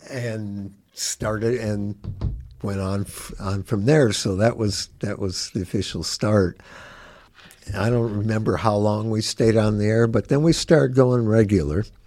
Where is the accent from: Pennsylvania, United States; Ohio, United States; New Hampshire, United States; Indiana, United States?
Indiana, United States; Gary; also born or lived in Chicago, Illinois; now in Bloomington, United States; I grew up in Gary, but I was born in Chicago